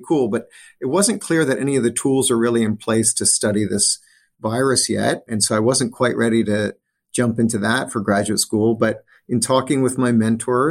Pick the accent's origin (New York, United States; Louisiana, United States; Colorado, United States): Louisiana, United States; New Orleans; when I grew up in Louisiana